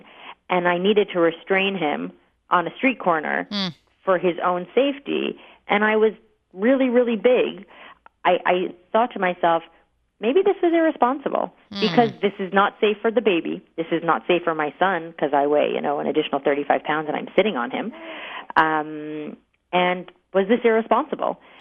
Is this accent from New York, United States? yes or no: yes; New York, United States; growing up in New York